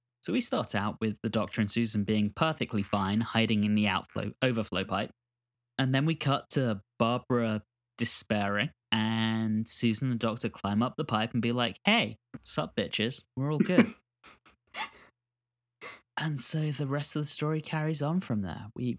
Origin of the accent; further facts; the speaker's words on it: United Kingdom; now in United States; I'm British, if you guys haven't noticed.